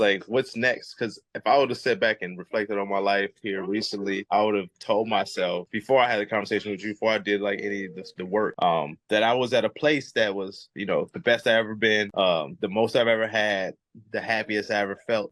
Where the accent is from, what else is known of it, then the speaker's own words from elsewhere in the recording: Chicago, Illinois, United States; now in Kauai, United States; I'm from Chicago